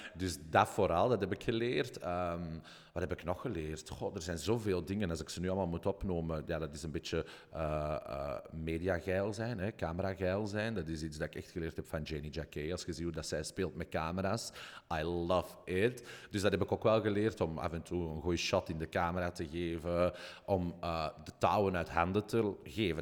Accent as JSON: {"language": "Dutch", "country": "Belgium", "said": "ik uit België kom"}